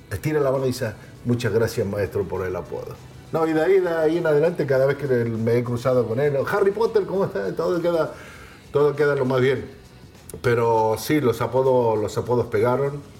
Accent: Argentina; yo cuando era chico los escuchaba en Argentina.

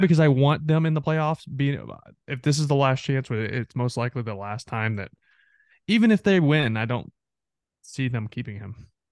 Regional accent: Texarkana, Texas, United States; I grew up on the Texas side of Texarkana

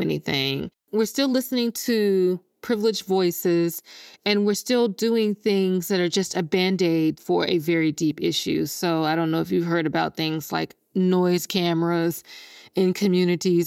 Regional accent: Jackson, Mississippi, United States; moved away; I'm born and raised in Jackson, Mississippi

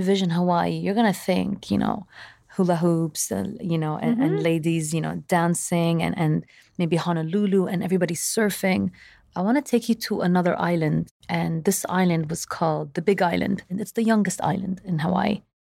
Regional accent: Saudi Arabia; I really believe that growing up in Saudi Arabia gave me a different perspective than the average Lebanese person maybe being raised in Lebanon.

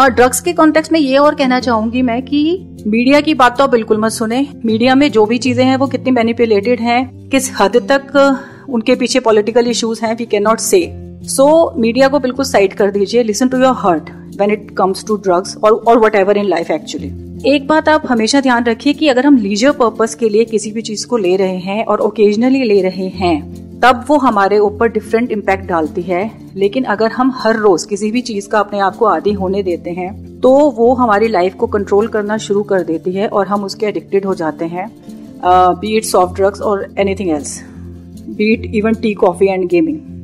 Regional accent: India; मुझे ये as an Indian मैंने ऑब्जर्व किया क्योंकि हम लोग इंडिया में

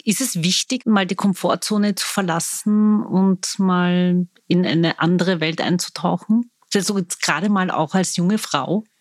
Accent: Vienna, Austria; Ich bin waschechte Wienerin

